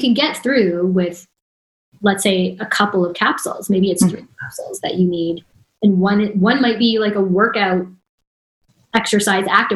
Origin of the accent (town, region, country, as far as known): Canada